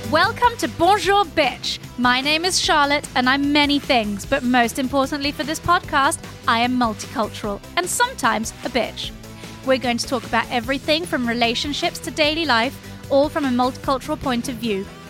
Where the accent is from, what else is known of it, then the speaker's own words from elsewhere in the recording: Geneva, Switzerland; growing up in Geneva